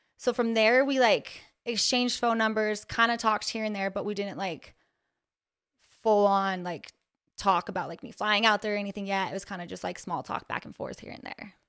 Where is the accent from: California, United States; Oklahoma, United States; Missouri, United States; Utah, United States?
Utah, United States; Ogden; born and raised in Ogden, Utah